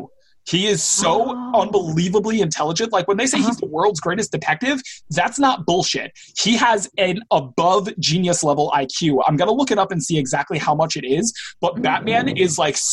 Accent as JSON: {"language": "English", "country": "United States", "said": "I'm an American"}